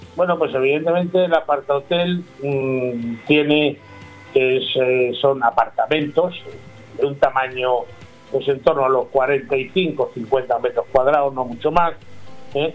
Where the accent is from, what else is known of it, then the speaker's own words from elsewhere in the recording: Talavera de la Reina, Castilla-La Mancha, Spain; Yo soy de Talavera de la Reina